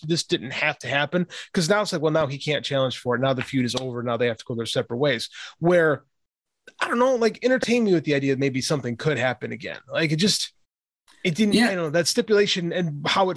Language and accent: English; Chicago, Illinois, United States; I grew up in Chicago with the Bulls